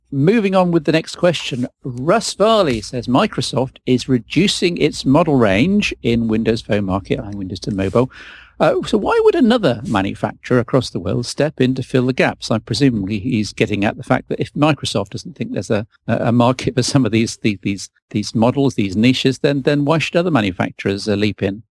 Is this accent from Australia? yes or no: no; United Kingdom; I'm a British and proud of it.